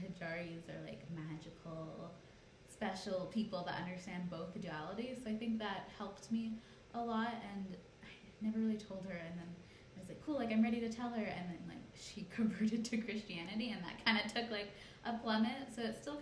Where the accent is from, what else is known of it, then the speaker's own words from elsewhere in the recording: Canada; I was born in Canada, but I think I see myself as Punjabi more than Canadian